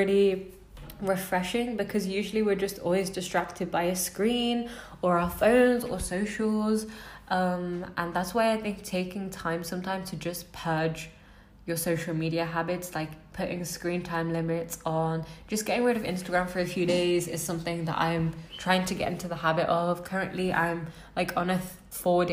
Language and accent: English; United Kingdom; I'm British